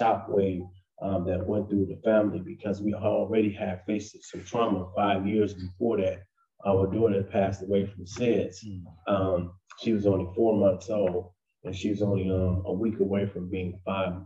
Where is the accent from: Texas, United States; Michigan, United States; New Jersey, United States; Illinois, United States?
Illinois, United States; Chicago; I grew up in Chicago, Illinois